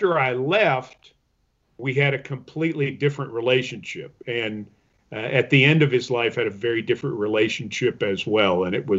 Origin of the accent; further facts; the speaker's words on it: Middle Tennessee, United States; I'm from East Tennessee, grew up in Middle Tennessee.